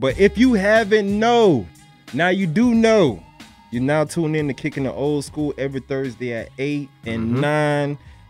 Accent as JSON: {"language": "English", "town": "Deerfield Beach", "region": "Florida", "country": "United States", "said": "I'm from Deerfield"}